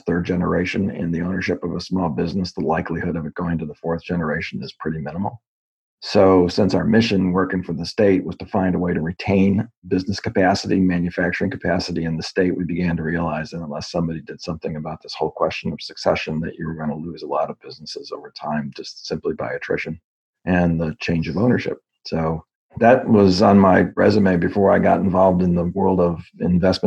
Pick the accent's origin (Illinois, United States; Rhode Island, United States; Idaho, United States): Illinois, United States; Northbrook; Northbrook, Illinois, which was the town I grew up in. I spent almost all my years in Northbrook until college.